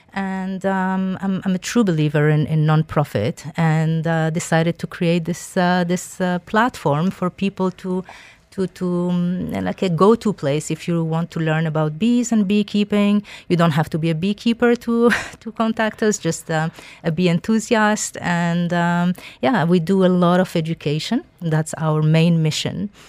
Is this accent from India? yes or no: no; Algeria; moved away; I am originally from Algeria